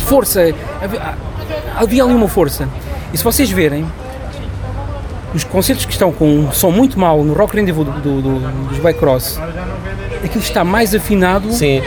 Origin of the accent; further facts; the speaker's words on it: Barreiro, Setúbal, Portugal; sou do Barreiro e andava numa escola, escola secundária do Barreiro